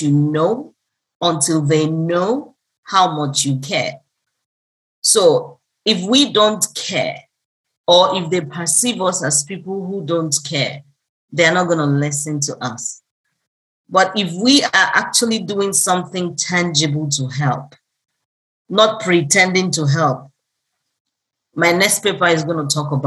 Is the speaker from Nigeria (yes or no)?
yes; Nigeria; I'm an African, I'm a Nigerian, and proudly so